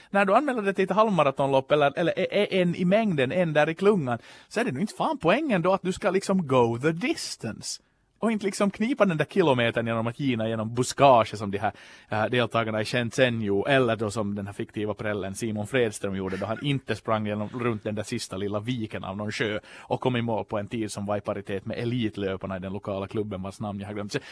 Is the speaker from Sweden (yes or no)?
no; Ostrobothnia, Finland; jag är ju då österbottning i själ och hjärta men hade inte riktigt så koll på ramp.